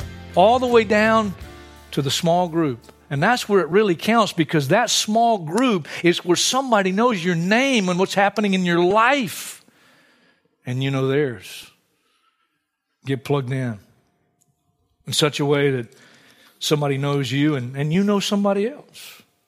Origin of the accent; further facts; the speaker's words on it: Hartsville, South Carolina, United States; I grew up in Hartsville, South Carolina. Great vacation spot.